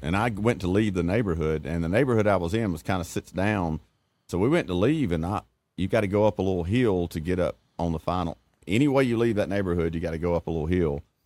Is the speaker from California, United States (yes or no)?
no; Elba, Alabama, United States; I grew up in Elba.